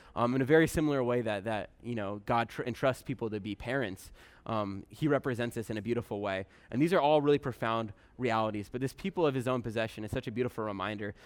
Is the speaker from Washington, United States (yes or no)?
yes; Bremerton, Washington, United States; I'm from Bremerton originally